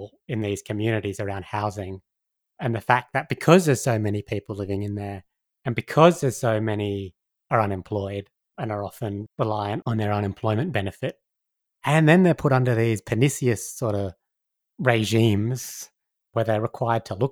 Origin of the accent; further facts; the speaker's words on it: Sydney, New South Wales, Australia; moved away as an adult; now in Northern Territory, Australia; I grew up in Sydney, in a big city